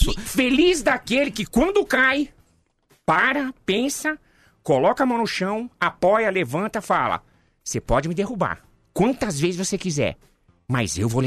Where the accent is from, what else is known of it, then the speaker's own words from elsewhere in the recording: Brazil; eu gosto muito do Brasil. Foi onde eu nasci, onde eu vivi a minha vida inteira. Eu amo o Brasil de verdade.